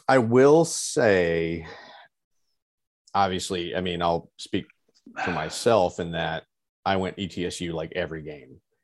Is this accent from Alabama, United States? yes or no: yes; Alabama, United States; I was born in Alabama. I was raised an Alabama fan.